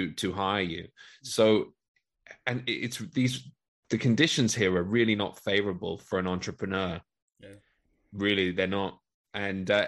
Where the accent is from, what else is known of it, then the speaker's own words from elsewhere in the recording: London, United Kingdom; also born or lived in Leeds; I'm originally from London in the UK.